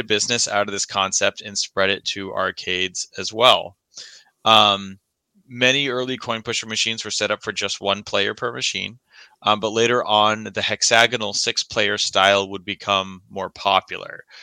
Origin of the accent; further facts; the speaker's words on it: Milford, Massachusetts, United States; I grew up in Massachusetts